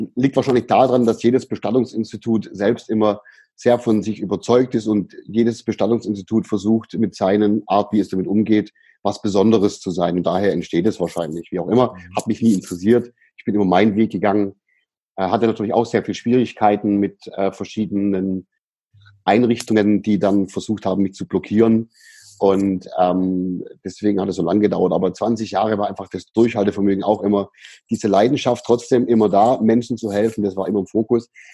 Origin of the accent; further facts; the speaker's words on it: Böblingen, Baden-Württemberg, Germany; also born or lived in Sindelfingen; in Böblingen, in der, in der Stadt, aus der ich herkomme